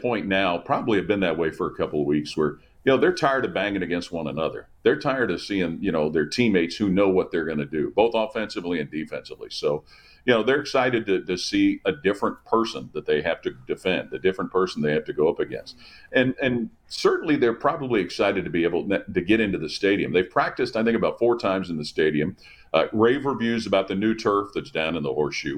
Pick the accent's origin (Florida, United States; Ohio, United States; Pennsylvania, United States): Ohio, United States; Cincinnati; I grew up in Cincinnati uh, and went to Cincinnati Moeller High School